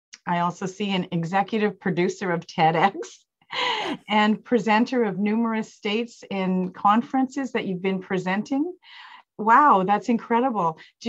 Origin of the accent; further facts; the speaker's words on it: Canada; I'm Canadian